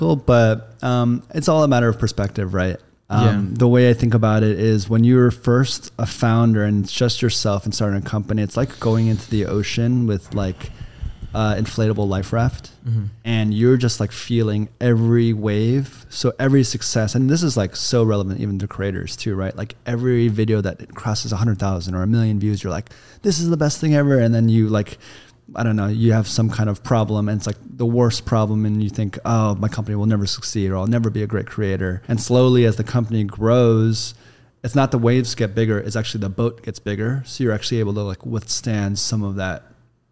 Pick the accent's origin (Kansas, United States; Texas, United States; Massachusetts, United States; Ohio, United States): Kansas, United States; also born or lived in New York; now in Los Angeles, United States; I'm from Kansas, very, very Bible Belt, relatively red state. We live in LA now